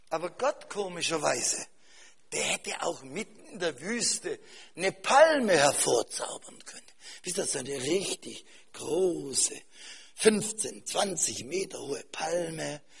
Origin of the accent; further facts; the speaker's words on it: Cameroon; aber bei uns in Kamerun, da wird ein, Schaf- und Kuhhirte, wird Ganako genannt.